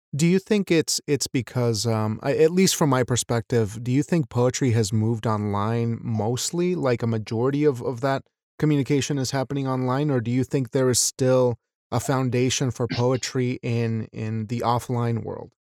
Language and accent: English; Wyoming, United States; a Mexican American who was raised in Wyoming, the state of Wyoming of all places